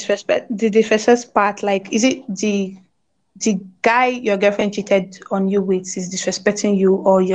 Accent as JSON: {"language": "English", "country": "Nigeria", "said": "I'm Nigerian, I stay in Nigeria."}